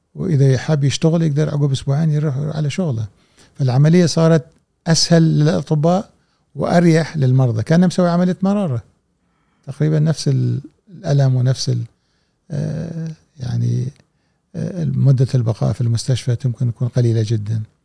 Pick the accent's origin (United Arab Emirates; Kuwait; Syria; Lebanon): Kuwait